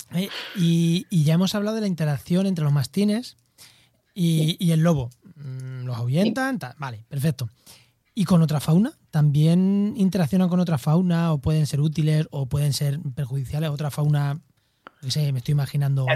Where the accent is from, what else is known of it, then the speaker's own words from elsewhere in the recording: Albacete, Castilla-La Mancha, Spain; yo soy de Albacete